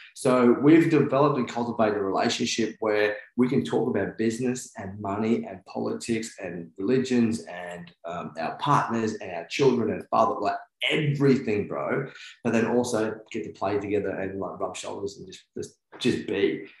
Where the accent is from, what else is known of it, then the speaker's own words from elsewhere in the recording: New Zealand; I'm Kiwi